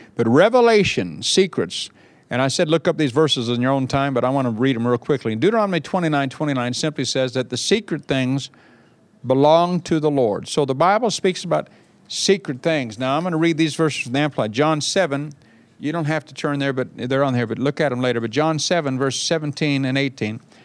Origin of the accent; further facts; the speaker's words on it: Bakersfield, California, United States; moved away as an adult; now in England; I went to my hometown of Bakersfield, California